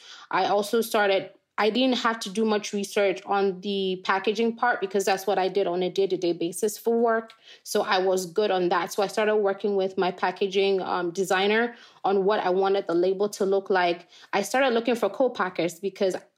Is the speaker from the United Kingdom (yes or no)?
no; Ghana; moved away as an adult; now in United States; I grew up in Ghana to a dad who's a farmer.